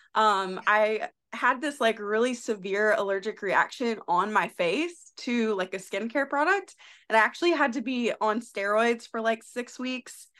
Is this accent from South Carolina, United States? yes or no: yes; South Carolina, United States; moved away; I am from South Carolina originally